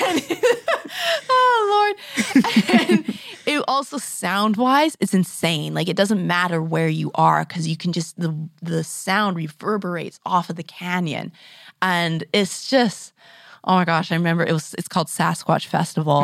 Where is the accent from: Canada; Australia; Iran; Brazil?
Canada; Grand Forks, British Columbia; moved away; I grew up in Grand Forks